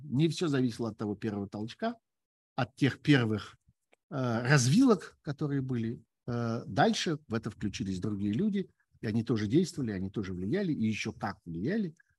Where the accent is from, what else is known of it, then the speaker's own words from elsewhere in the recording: Russia; moved away as an adult; Я уехал из России еще весной прошлого года.